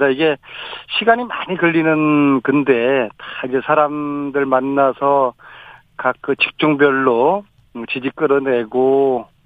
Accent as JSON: {"language": "Korean", "town": "Uiryeong", "region": "South Gyeongsang", "country": "South Korea", "tie": "born or raised there", "said": "그 경남 거제, 하동, 또 제 고향 의령, 그다음에 창원 이렇게 돌았는데요."}